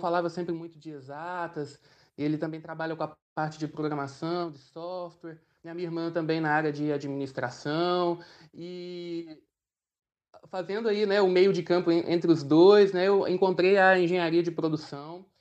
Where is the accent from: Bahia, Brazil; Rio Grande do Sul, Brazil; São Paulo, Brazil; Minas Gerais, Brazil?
Minas Gerais, Brazil; Itaúna; moved away as an adult; now in Barra Mansa, Brazil; eu sou natural de Itaúna, Minas Gerais